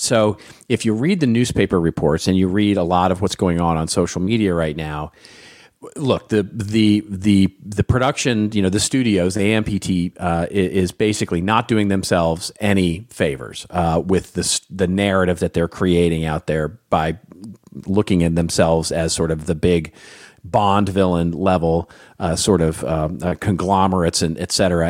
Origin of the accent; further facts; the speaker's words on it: Los Angeles, California, United States; my hometown of Hollywood, California